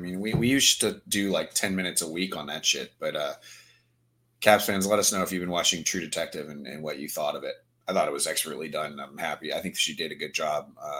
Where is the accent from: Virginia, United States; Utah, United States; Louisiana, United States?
Virginia, United States; Because, you know, I'm from Virginia. She's from Maryland, which is much worse than Virginia.